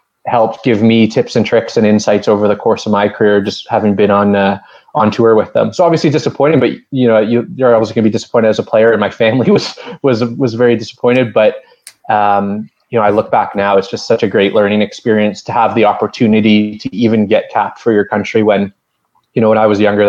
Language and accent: English; Calgary, Alberta, Canada; also born or lived in Toronto; I grew up in Calgary, close to the Rockies